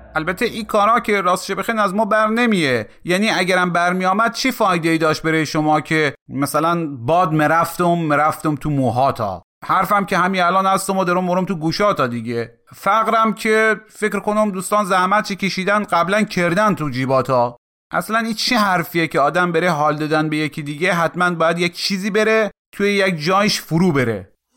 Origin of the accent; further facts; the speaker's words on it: Mashhad, Razavi Khorasan, Iran; accent: Mashhadi; ما به سکس چی میگیم در مشهد